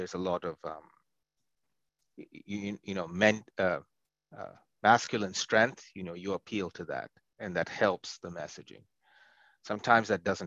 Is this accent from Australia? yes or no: no; India; now in United States; I'm Indian, East Indian